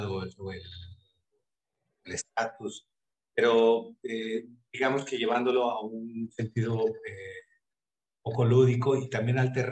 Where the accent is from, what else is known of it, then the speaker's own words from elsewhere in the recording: Mexico City, Mexico; moved away as an adult; now in Mérida, Mexico; tengo cuatro años de, eh, vivir en la ciudad de Mérida, yo soy de la Ciudad de México